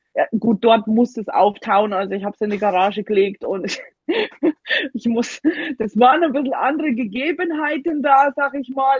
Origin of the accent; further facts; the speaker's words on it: Germany; moved away as an adult; also born or lived in Alaska; now in Alabama, United States; dass man manchmal als Deutscher so richtig so muckelig ist